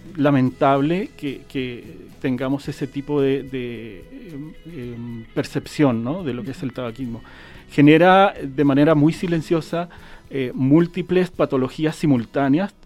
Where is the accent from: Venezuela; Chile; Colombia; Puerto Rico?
Chile; now in Jalisco, Mexico; yo soy chileno